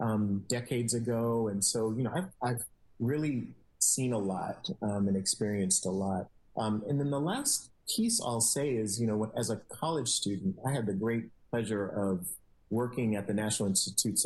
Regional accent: San Francisco, California, United States; I'm a San Francisco native, so I grew up in the city

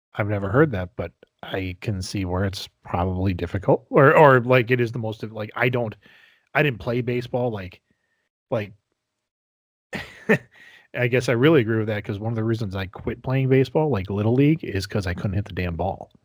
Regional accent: Wisconsin, United States; growing up in Wisconsin

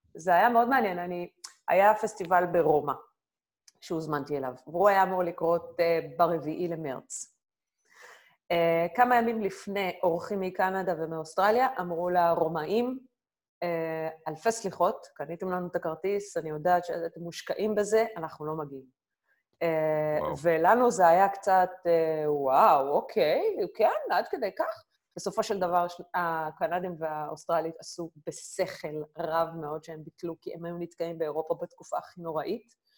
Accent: Israel; moved away as an adult; now in Berlin, Germany; אני ישראלית, אני, אני גאה בישראליות שלי

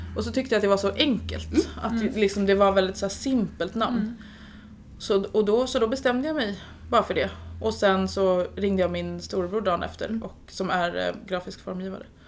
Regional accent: Stockholm, Stockholm County, Sweden; moved away as an adult; now in Jönköping, Sweden; jag är ju från Stockholm

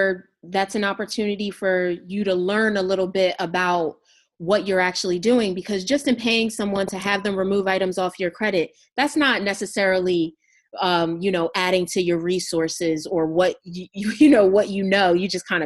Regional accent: Camden, New Jersey, United States; moved away; I'm originally from Camden, New Jersey, and I have been so many places.

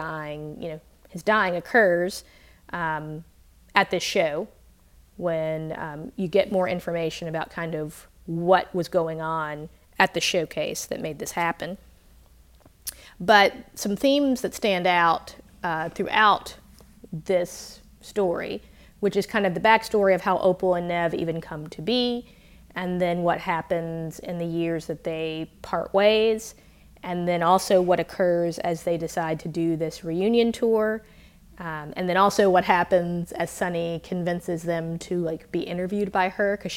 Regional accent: Mississippi, United States; I grew up in Mississippi

